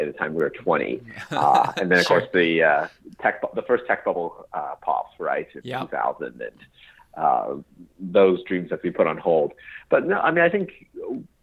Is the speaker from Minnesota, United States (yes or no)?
no; Portland, Oregon, United States; moved away as an adult; also born or lived in Princeton; I grew up in Portland, Oregon